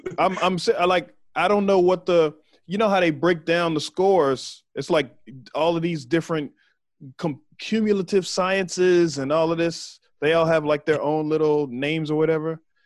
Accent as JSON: {"language": "English", "town": "Waco", "region": "Texas", "country": "United States", "tie": "born or raised there", "moved": "as an adult", "said": "I'm from Waco. So I'm from right there"}